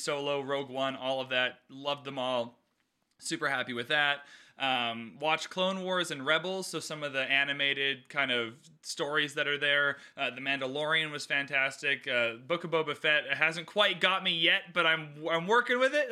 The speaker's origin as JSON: {"language": "English", "country": "Canada", "said": "I'm Canadian"}